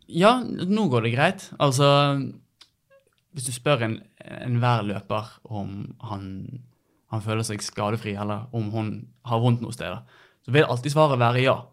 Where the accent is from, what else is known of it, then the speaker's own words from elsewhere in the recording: Bergen, Vestland, Norway; født og oppvokst på eh, Kalfaret, rett overfor Hansaparken.